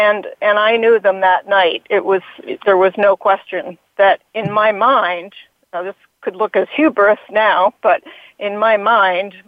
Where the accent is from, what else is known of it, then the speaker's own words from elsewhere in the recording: Hanover, New Hampshire, United States; in my own community where I grew up in Hanover, New Hampshire